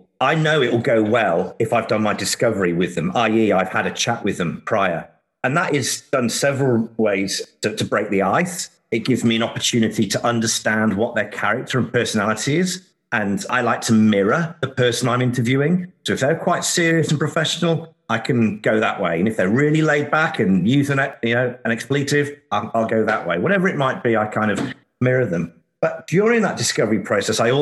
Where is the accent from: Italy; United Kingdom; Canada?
United Kingdom; England; moved away as an adult; now in Australia; I'm English. I've been in Australia 20 years.